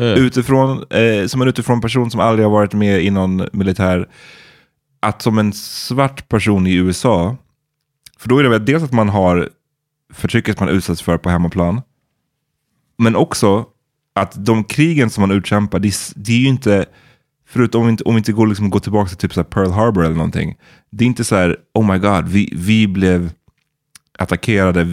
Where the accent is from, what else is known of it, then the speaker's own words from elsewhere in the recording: Sweden; man som svensk